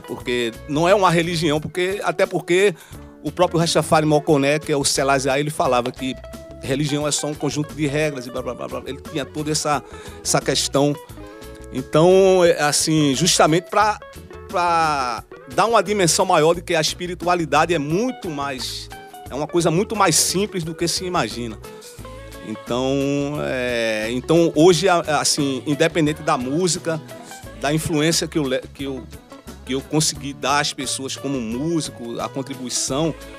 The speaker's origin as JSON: {"language": "Portuguese", "town": "Recife", "region": "Pernambuco", "country": "Brazil", "said": "Eu saí da mostardinha, fui pro mundo"}